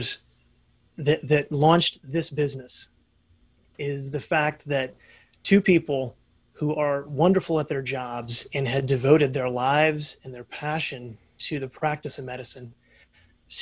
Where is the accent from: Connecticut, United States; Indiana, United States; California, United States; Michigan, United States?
Indiana, United States; Indianapolis; Born and raised in Indianapolis, Indiana.